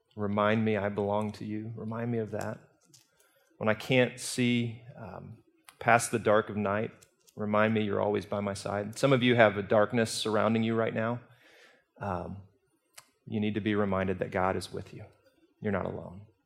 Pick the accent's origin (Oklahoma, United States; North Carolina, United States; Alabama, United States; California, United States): Alabama, United States; Birmingham; I'm from Birmingham." And she said, "England." And I said, "Alabama